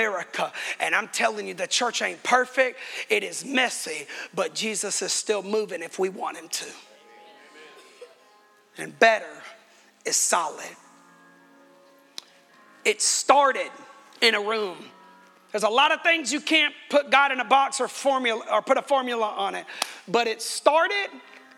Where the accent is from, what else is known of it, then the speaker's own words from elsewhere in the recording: United States; I am American